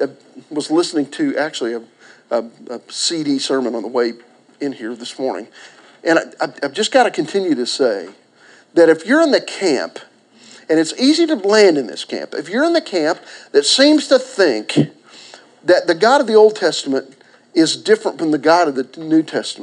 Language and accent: English; Pauls Valley, Oklahoma, United States; I was born in Garvin County.